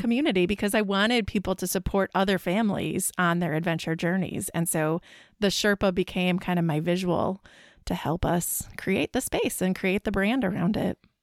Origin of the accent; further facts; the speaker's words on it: Midwest, United States; we're both from the Midwest